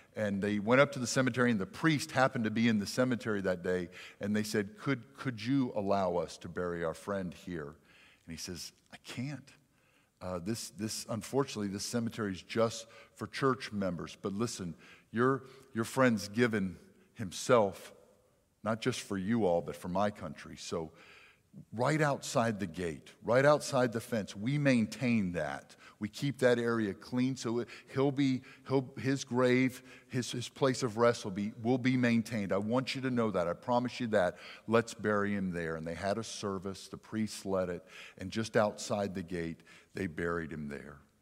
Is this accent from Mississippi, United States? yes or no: yes; near Philadelphia, hometown South Jackson, Mississippi, United States; I'm from South Jackson. We have our issues, okay? I grew up near Philly